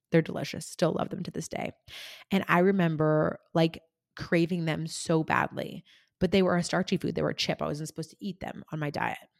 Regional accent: rural California, United States; moved away as an adult; also born or lived in Germany / Kentucky; I grew up in rural California, um, an hour from the nearest town.

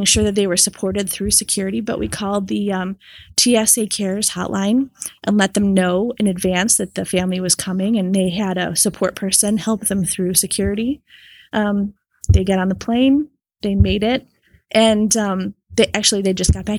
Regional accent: Rochester, New York, United States; I'm from Rochester, New York.

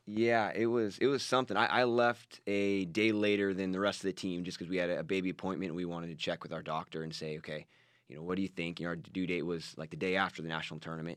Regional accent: Washington, United States; moved away as an adult; also born or lived in Oregon / California; So we grew up in Washington State and, and wrestled there

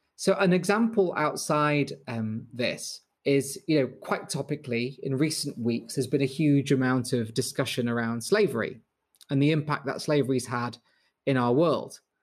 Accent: Manchester, North West England, United Kingdom

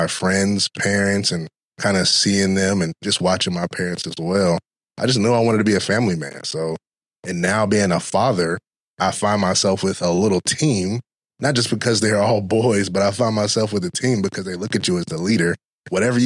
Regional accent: Durham, North Carolina, United States; moved away as an adult; now in Hampton Roads, United States; I'm actually from Durham, North Carolina, the Bull City is what we affectionately call it.

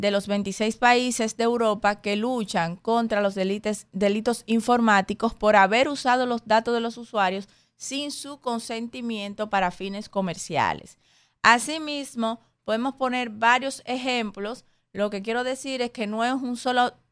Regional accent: Dominican Republic; somos nosotros, estamos nosotros como República Dominicana.

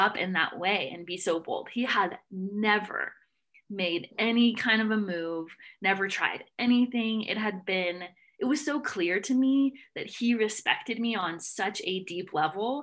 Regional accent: Nashville, Tennessee, United States; moved away; I'm from Nashville.

